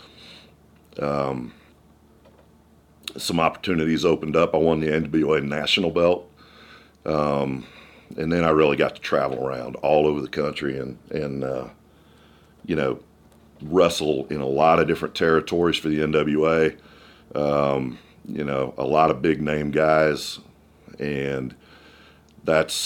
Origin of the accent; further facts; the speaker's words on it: Illinois, United States; moved away; In the area I grew up in, I grew up in Illinois